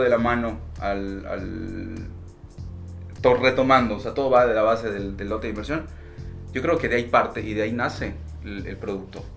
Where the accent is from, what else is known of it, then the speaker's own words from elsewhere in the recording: Yucatán, Mexico; como buen yucateco